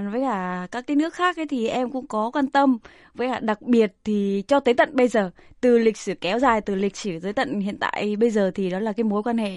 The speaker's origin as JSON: {"language": "Vietnamese", "region": "Central Vietnam", "country": "Vietnam", "also_born_or_lived": "Ho Chi Minh City", "said": "tại vì em là người miền Trung à."}